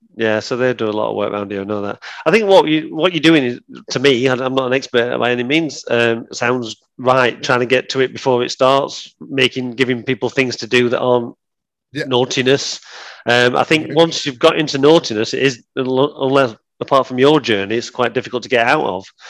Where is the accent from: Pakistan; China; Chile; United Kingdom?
United Kingdom; Sheffield, Yorkshire and the Humber; also born or lived in Nether Edge, Sheffield; I grew up in Woodhouse